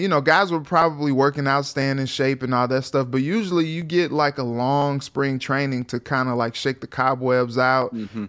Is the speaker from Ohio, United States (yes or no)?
no; St. Louis, Missouri, United States; I'm from St. Louis